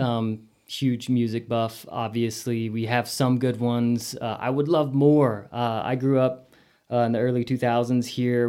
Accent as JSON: {"language": "English", "town": "Amarillo", "region": "Texas", "country": "United States", "tie": "born or raised there", "moved": "as an adult", "said": "growing up in Amarillo"}